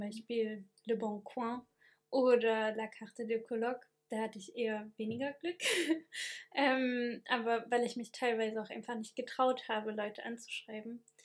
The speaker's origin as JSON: {"language": "German", "country": "Germany", "moved": "as an adult", "lives_now": "France", "said": "als Deutscher, der jetzt nur Grundkurs Französisch hat"}